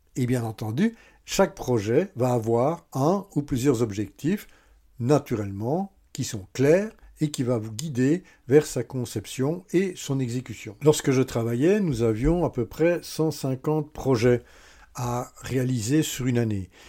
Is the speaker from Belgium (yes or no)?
yes; Belgium; Oui, je suis belge